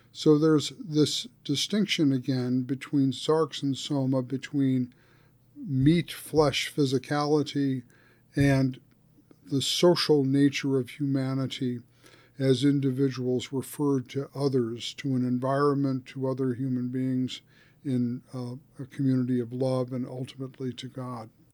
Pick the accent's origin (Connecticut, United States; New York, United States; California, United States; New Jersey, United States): New Jersey, United States; suburban; growing up in New, suburb, suburban New Jersey